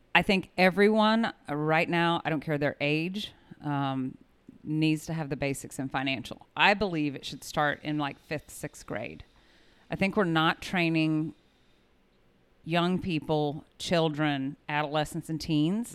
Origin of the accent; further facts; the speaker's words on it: Kokomo, Indiana, United States; moved away; also born or lived in South Carolina; I grew up in Kokomo, Indiana, and lived a very suburban, leave it to Beaver Life